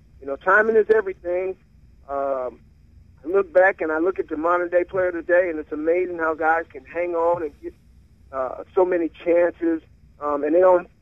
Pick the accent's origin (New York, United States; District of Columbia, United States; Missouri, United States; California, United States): California, United States; Berkeley; We were both born and raised in Berkeley.